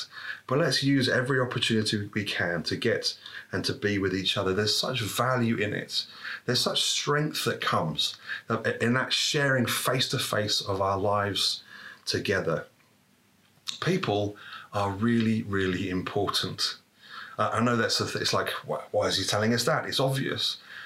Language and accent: English; United Kingdom; as British people